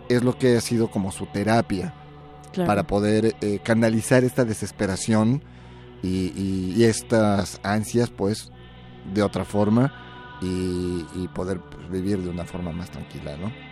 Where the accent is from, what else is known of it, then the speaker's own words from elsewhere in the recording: Mexico; soy mexicano